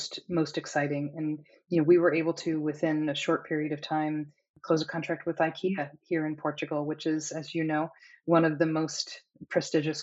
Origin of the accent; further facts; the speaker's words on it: United States; I am certainly American